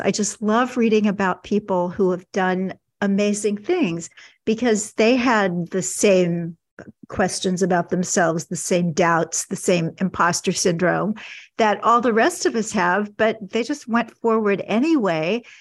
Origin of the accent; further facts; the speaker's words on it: Kansas City, Missouri, United States; my hometown of Kansas City